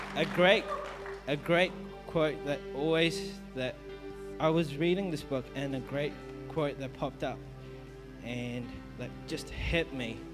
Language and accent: English; Melbourne, Victoria, Australia; I'm from Melbourne, and my parents are Indian